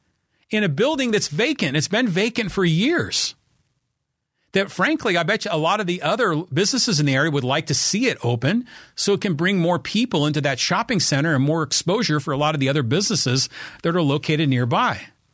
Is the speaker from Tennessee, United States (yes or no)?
no; Poway, California, United States; You know, my hometown of Poway, they don't allow cannabis dispensaries in Poway, which I find just insane.